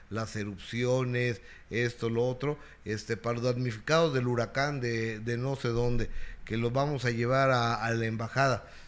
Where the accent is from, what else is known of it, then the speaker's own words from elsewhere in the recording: Mexico; Soy experto, soy mexicano.